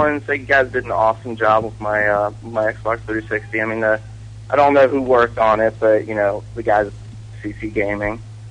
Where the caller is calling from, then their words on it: Ohio, United States; from Ohio.